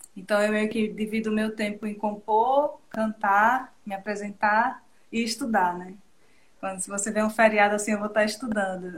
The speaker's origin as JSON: {"language": "Portuguese", "town": "Feira Grande", "region": "Alagoas", "country": "Brazil", "tie": "born or raised there", "also_born_or_lived": "Arapiraca", "said": "a Arapiraca é a cidade que eu nasci, mas o berço que eu fui criada foi Feira Grande"}